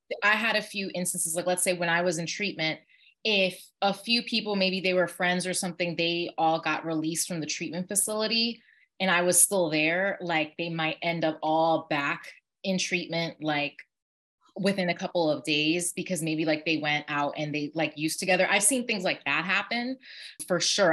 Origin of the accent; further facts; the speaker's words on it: New York, United States; I was born and raised in New York